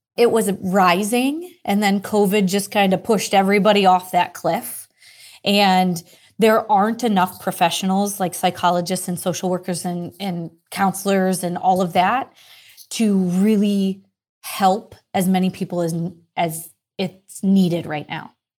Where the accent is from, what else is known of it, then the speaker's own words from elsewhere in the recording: Ireland; I am Irish